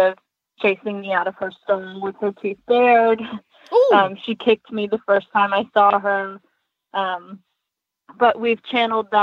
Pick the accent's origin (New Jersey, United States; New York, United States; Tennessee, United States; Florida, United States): New York, United States; Western; growing up in Western New York, we didn't have access to trainers or to nice horses